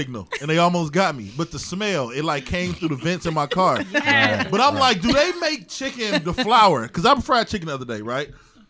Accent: East Cleveland, Ohio, United States; moved away as an adult; also born or lived in Erie / Atlanta; I grew up in East Cleveland, but not on a number street.

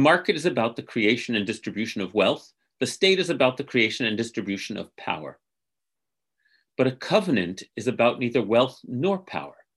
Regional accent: United States; the sacred covenant of being an American that I grew up to internalize

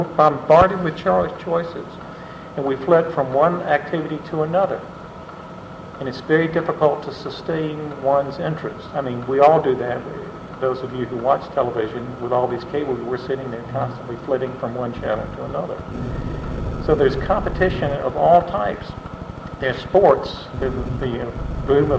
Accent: Tennessee, United States; moved away; growing up in a small town in Tennessee

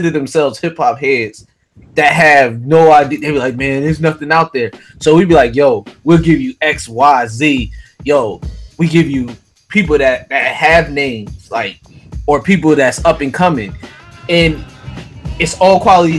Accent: Philadelphia, Pennsylvania, United States; I'm from Philly

